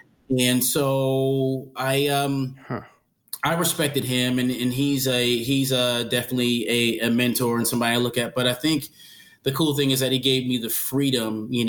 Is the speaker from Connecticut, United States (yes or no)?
yes; New Haven, Connecticut, United States; But I was born in New Haven, Connecticut, mm-hmm. and my parents are from – my mom is from – the family is from the Northeast, Connecticut, New York, New Jersey, by way of Bermuda.